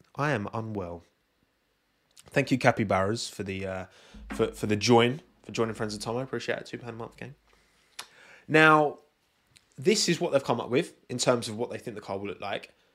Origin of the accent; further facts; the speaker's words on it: United Kingdom; I'm British.